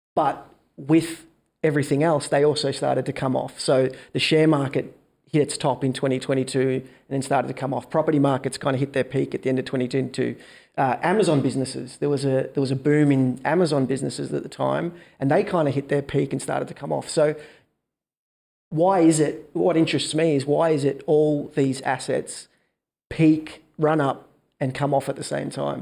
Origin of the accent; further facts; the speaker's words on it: Melbourne, Victoria, Australia; born and raised in Melbourne.